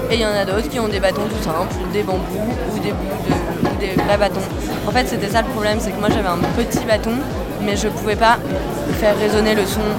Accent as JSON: {"language": "French", "region": "Normandy", "country": "France", "said": "coquillage parce que je viens du Cotentin."}